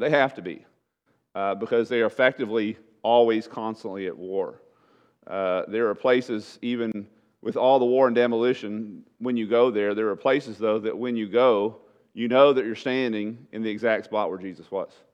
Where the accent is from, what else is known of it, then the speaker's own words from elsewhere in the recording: East Texas, United States; moved away as an adult; also born or lived in Webb County, Texas; we were raised in East Texas with trees and woods and rain